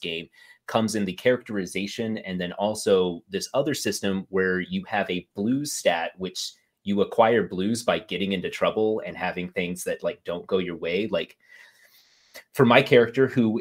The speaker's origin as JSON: {"language": "English", "country": "United States", "said": "As an American"}